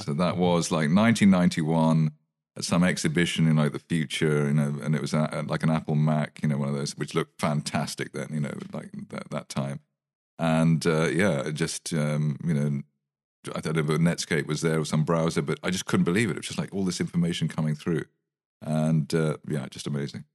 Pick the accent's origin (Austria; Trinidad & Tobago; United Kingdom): United Kingdom; I'm very British.